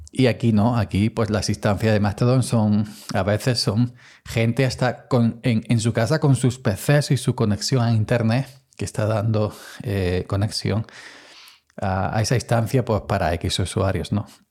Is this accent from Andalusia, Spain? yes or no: yes; Andalusia, Spain; soy andaluz